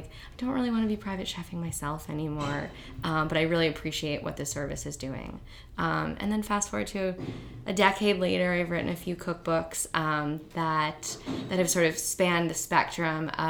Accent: Ohio, United States; moved away as an adult; now in New York, United States; I grew up in Ohio having family dinners every single night

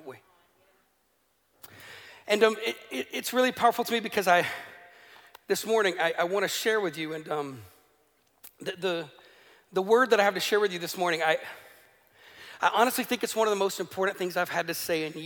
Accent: the American South, United States; moved away as an adult; now in Northern Ireland, United Kingdom; Where I grew up in America, that's a part of America that fought in a civil war.

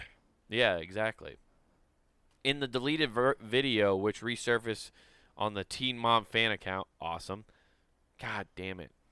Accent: Council Bluffs, Iowa, United States; moved away; also born or lived in Utah; I'll say I'm from Council Bluffs. Like when I lived mm. in Utah, I said I was from Council Bluffs, uh, Iowa

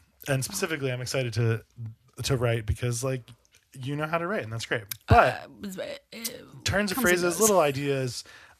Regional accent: Alabama, United States; Hi, I'm from Alabama. Can you tell?

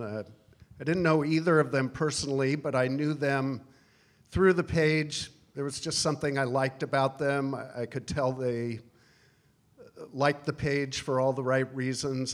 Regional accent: Washington, United States; moved away as an adult; also born or lived in Alaska / Midwest / New York City; I was born in Alaska and moved to Washington when I was two years old.

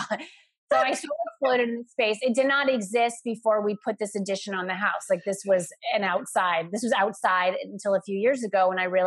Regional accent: Florida, United States; I grew up in Florida

